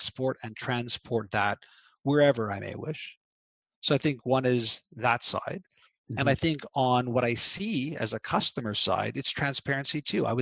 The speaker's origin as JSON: {"language": "English", "country": "Canada", "said": "I'm Canadian."}